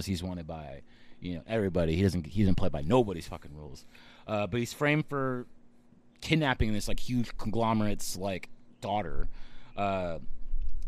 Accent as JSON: {"language": "English", "region": "Texas", "country": "United States", "moved": "yes", "lives_now": "California, United States", "said": "me, Reed, and Abe are all from Texas"}